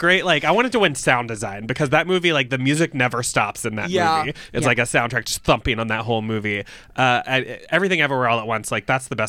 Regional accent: Memphis, Tennessee, United States; I'm from Memphis.

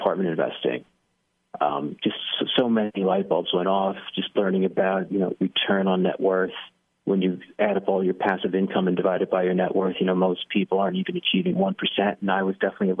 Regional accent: New York, United States; moved away as an adult; now in North Carolina, United States; I grew up in New York, middle-class family

